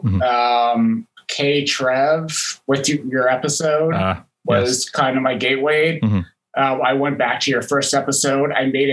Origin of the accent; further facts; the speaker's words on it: Canada; moved away as an adult; now in United States; Well, I grew up in the Great White North